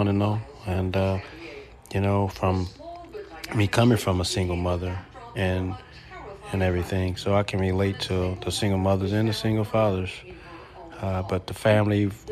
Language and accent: English; Philadelphia, Pennsylvania, United States; now in Texas, United States; growing up in Philadelphia to move to Texas to change my life